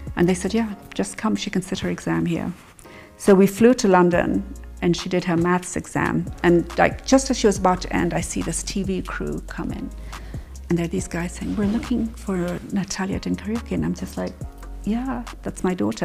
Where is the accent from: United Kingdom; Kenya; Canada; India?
Kenya; I'm I'm just Kenyan